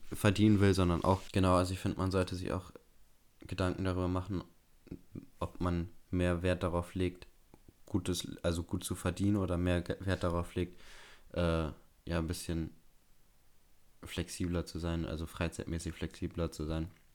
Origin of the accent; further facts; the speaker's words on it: Bremen, Germany; bei uns in Bremen